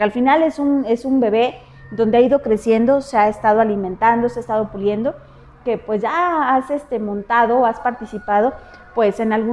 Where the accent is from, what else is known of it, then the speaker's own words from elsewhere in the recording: Mexico City, Mexico; Muy bien, bueno, pues yo soy de la Ciudad de México.